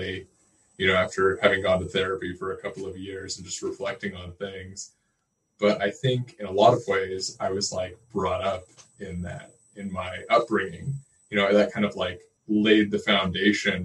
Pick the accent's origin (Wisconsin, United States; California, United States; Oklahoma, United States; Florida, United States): Oklahoma, United States; Oklahoma City; I'm from Oklahoma City